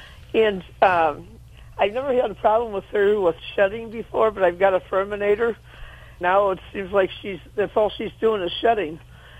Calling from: St. Louis, Missouri, United States; St. Louis, Missouri.

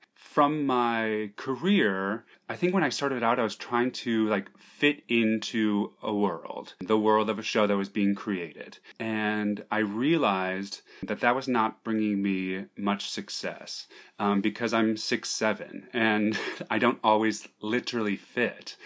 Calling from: New York, United States; I'm calling from Manhattan, from New York, New York.

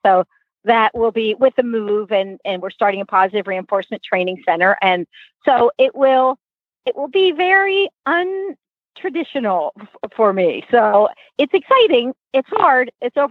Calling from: California, United States; I am in Northern California now, and I am about to go see a client in a few minutes. But I'm moving to Santa Fe, New Mexico.

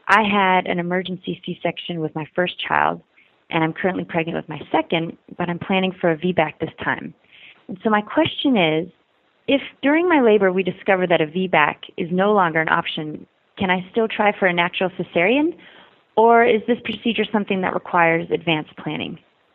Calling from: New York City, New York, United States; I'm calling from New York City.

